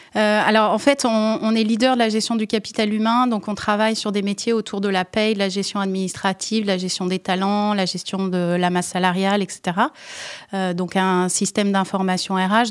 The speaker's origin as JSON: {"language": "French", "country": "France", "said": "je suis française d'origine"}